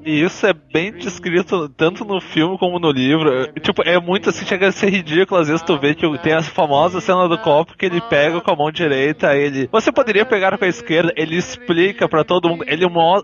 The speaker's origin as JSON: {"language": "Portuguese", "town": "Porto Alegre", "region": "Rio Grande do Sul", "country": "Brazil", "tie": "born or raised there", "said": "eu fui criado num bairro pequeno aqui em Porto Alegre"}